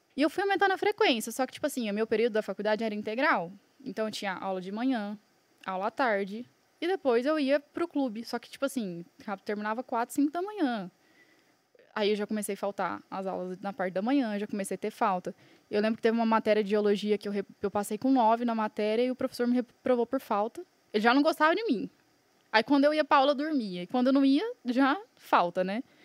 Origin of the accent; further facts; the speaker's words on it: Franca, São Paulo, Brazil; also born or lived in Buenos Aires; now in Balneário Camboriú, Brazil; Agora moro em Balneário, porém eu sou nascida em Franca, São Paulo.